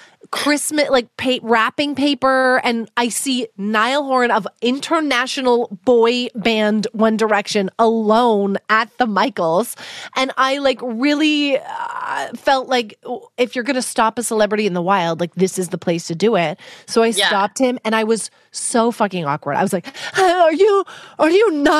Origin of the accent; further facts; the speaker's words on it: Vancouver, British Columbia, Canada; My hometown